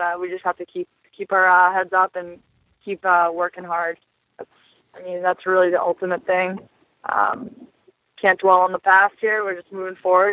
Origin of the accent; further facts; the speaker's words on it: Boston, Massachusetts, United States; also born or lived in Buffalo; my hometown of Boston.